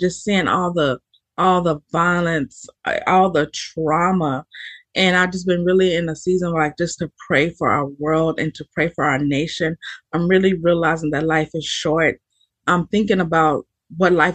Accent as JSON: {"language": "English", "region": "Texas", "country": "United States", "also_born_or_lived": "Allen, Texas", "said": "I'm from Texas, right? I lived in Allen, Texas"}